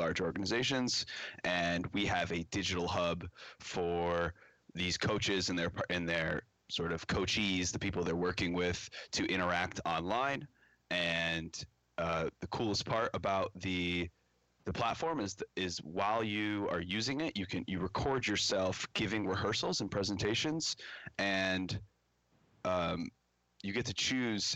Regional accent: Chicago, Illinois, United States; I'm based out of Chicago, Illinois, born and raised in the Chicagoland area

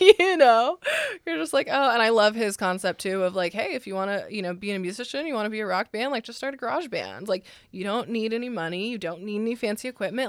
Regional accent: San Francisco, California, United States; also born or lived in Los Angeles; now in Nashville, United States; I'm from the Bay Area, so San Francisco

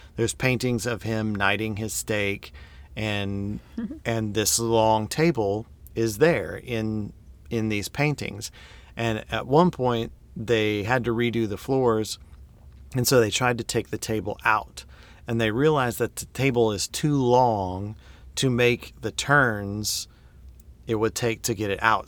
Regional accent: United States; I'm an American

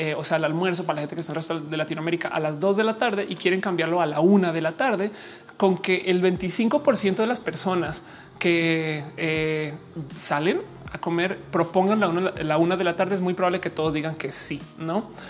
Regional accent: Mexico; also born or lived in Colombia; yo soy mujer mexicana

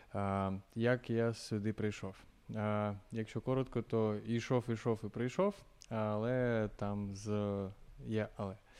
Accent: Luhansk, Luhansk Oblast, Ukraine; moved away as an adult; also born or lived in Kharkiv; я з Луганська

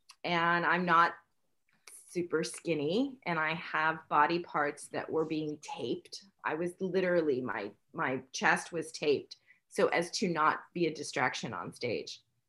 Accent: New York City, New York, United States; in New York City.

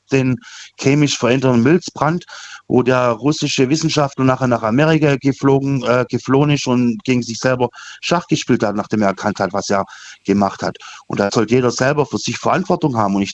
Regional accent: Rottweil, Baden-Württemberg, Germany; Ja, ich komme aus Rottweil.

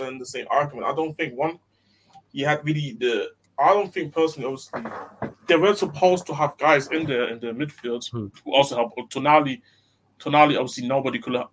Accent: Stuttgart, Baden-Württemberg, Germany; moved away; I'm also from Stuttgart. I was born in Stuttgart

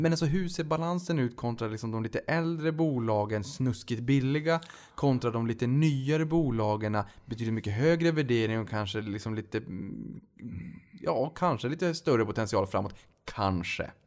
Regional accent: Sweden; vi som svenskar

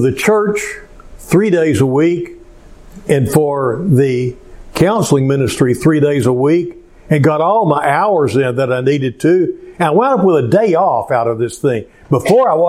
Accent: Cleveland, Texas, United States; also born or lived in Spring, Texas; my hometown of Cleveland

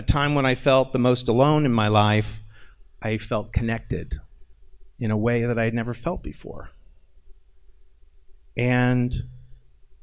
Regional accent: Columbia, Missouri, United States; I was growing up in Columbia, Missouri

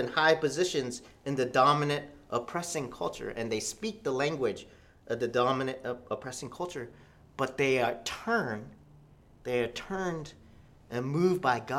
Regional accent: United States; I'm Korean American. I'm Korean, and I'm American, so I'm bicultural in two cultures.

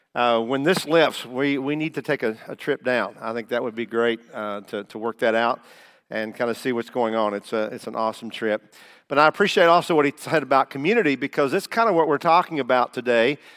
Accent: Taylorsville, Kentucky, United States; moved away as an adult; also born or lived in Indiana; I am a Kentucky boy

